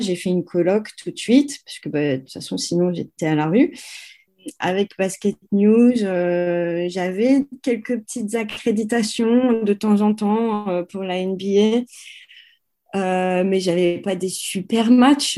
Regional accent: France; accent: French; moved away; je suis française

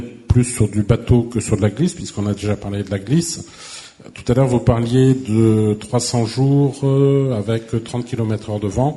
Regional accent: Brittany, France; now in Occitanie, France; je suis breton d'origine

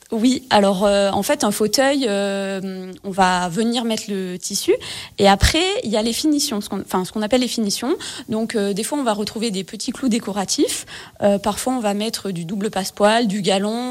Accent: Gap, Provence-Alpes-Côte d'Azur, France; je suis originaire de Gap, dans les Hautes-Alpes

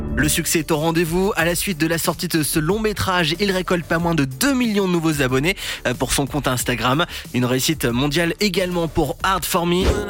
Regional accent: France; chez nous en France

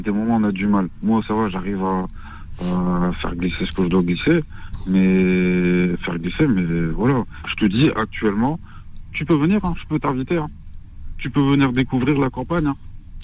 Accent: Morocco; moi-même, je suis marocain

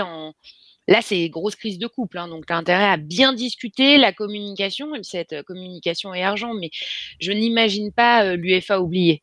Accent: Creil, Hauts-de-France, France; je viens de Creil dans l'Oise

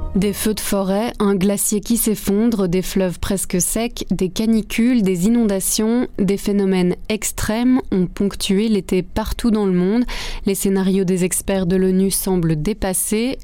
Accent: Belgium; Chez nous en Belgique

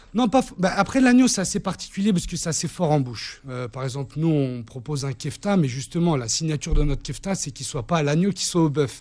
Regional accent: France; je suis français avec des origines levantines

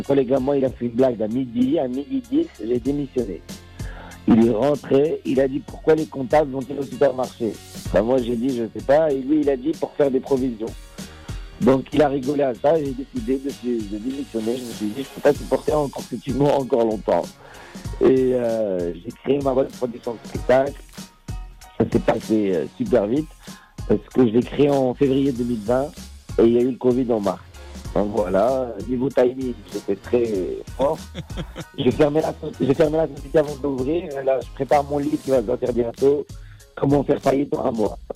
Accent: Casablanca, Casablanca-Settat, Morocco; moved away as an adult; now in France; je suis un enfant de Casablanca, j'ai grandi au Maroc

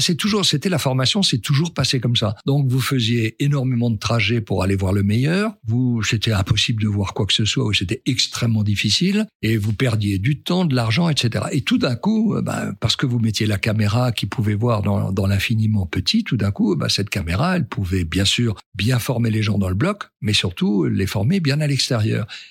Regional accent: France; quand on est un Français

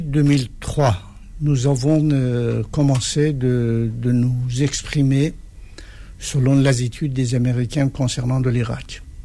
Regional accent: Iran; moved away as an adult; now in France; le moment que j'ai quitté l'Iran

